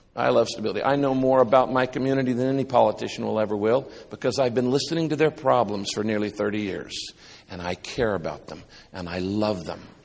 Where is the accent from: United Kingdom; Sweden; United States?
United States; Northern California; also born or lived in Texas / Orange County, California; I was raised up in Northern California, uh, in a little town of less than five hundred people.